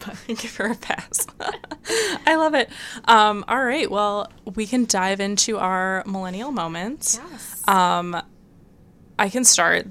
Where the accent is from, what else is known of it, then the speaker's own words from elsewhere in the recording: Michigan, United States; moved away; when I was growing up in Michigan